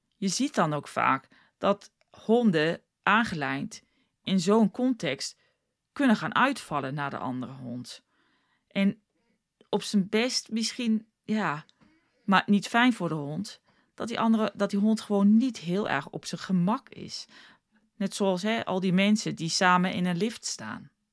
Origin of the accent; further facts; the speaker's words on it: South Africa; moved away as an adult; also born or lived in The Hague, Netherlands; now in Netherlands; ik heb toen heel lang woonde ik in Zuid-Afrika. Ik kon wel Nederlands spreken, maar dat was natuurlijk niet heel goed. Want ik was een jaartje of 6, 7, 8 toen ik naar Zuid-Afrika ging.